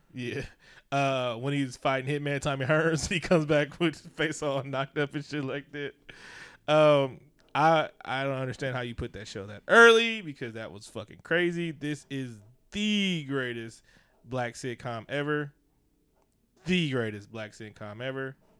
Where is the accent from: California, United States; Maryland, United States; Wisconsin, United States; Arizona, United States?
California, United States; Oakland; I'm from Oakland.